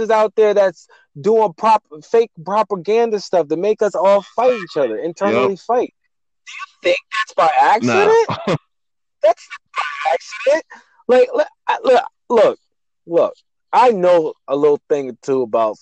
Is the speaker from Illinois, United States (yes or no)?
no; New York, United States; also born or lived in New Jersey; I'm from New York.